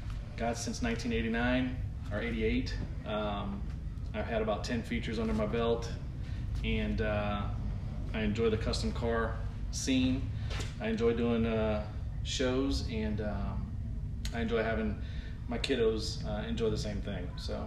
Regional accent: Mobile, Alabama, United States; We come from Mobile, Alabama, so we came a far way to come

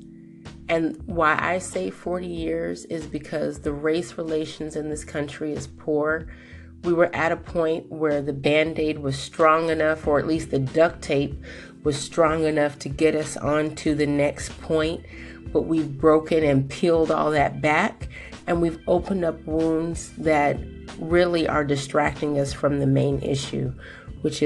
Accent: Colorado, United States; my hometown of Colorado

